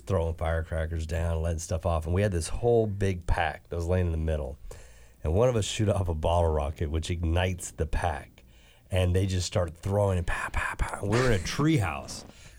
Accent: the Ozarks, United States; No, I grew up in the Ozarks.

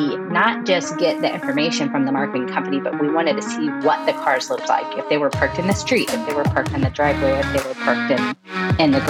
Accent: Houston, Texas, United States; now in Denver, United States; I am originally from Houston, but I'm currently living in Denver

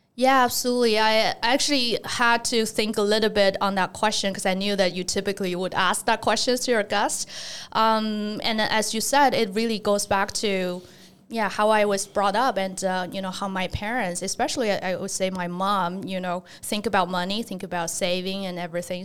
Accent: China; moved away as an adult; also born or lived in Nanjing / Zhejiang; now in United States; I grew up in China, so in kind of the, uh, area pretty close to Shanghai

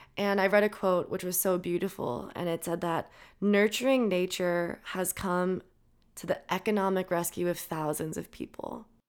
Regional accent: Minnesota, United States; I'm from Minnesota

